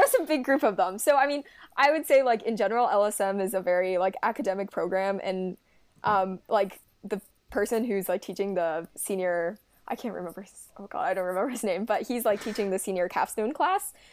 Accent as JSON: {"language": "English", "town": "Cincinnati", "region": "Ohio", "country": "United States", "said": "I'm from Cincinnati, Ohio"}